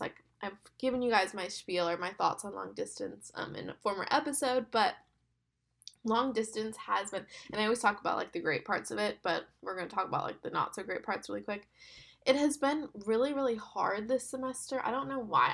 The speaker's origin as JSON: {"language": "English", "town": "West Palm Beach", "region": "Florida", "country": "United States", "also_born_or_lived": "Birmingham", "moved": "as an adult", "said": "I'm from West Palm and I went to school in Birmingham"}